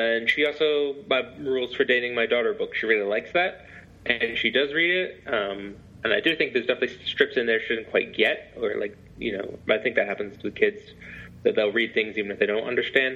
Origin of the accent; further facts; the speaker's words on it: England, United Kingdom; also born or lived in Scotland; now in United States; I was born in Scotland, but I grew up in England